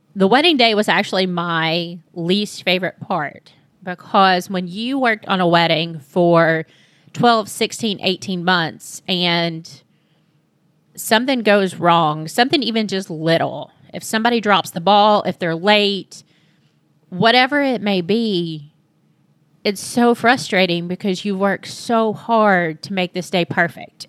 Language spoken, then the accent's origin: English; Monticello, Kentucky, United States; also born or lived in Lexington, Kentucky; I moved back to my hometown in Monticello, which is about two hours south of Lexington